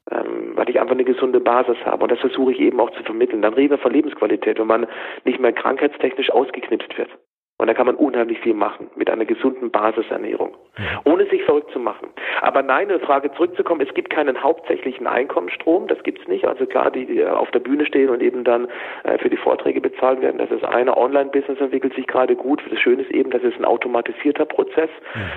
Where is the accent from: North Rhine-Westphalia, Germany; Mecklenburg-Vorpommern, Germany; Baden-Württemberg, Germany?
Baden-Württemberg, Germany; Freiburg; also born or lived in Hamburg; auch 13 Jahre lang gelebt, bevor ich mit der Family vor drei Jahren wieder in meine Heimat in den Schwarzwald nach Freiburg gezogen bin, da wo immer schön Wetter ist.